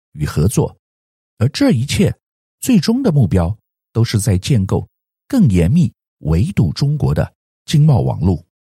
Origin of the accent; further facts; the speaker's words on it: Taiwan; 作为台湾人